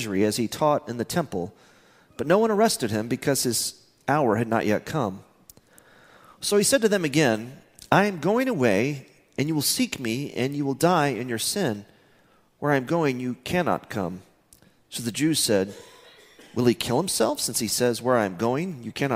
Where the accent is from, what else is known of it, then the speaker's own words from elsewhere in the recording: Midland, Texas, United States; I'm from Midland, Texas.